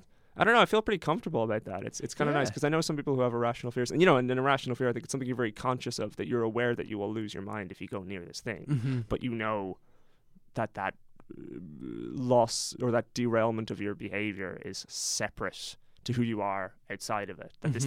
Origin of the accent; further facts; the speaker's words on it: Ireland; the experience, as an Irish person, the experience was disappointingly positive and supportive.